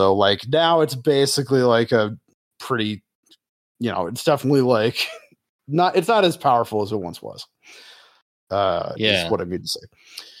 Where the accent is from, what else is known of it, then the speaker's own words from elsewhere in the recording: Bologna, Emilia-Romagna, Italy; Oh, no. I like them, but, I'm from Bologna. I use them to play Taroki.